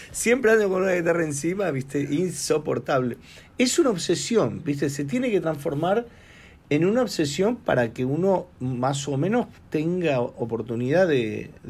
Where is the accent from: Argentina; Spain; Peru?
Argentina; moved away; yo de chico tuve la oportunidad en Argentina, a los 17 años, de tocar con un gran maestro del tango, el señor Rodolfo Mederos.